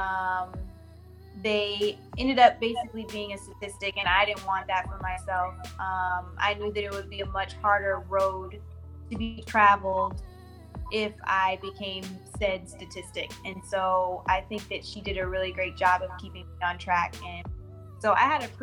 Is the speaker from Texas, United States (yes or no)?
yes; Houston, Texas, United States; I'm from Houston, Texas. I'm from the southwest part, mainly Sharpstown, Greater Fondren